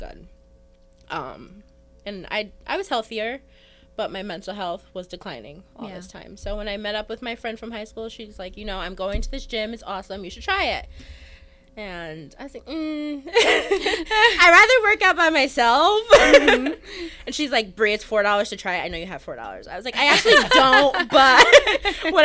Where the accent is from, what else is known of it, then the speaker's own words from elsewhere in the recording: United States; I grew up here in Colony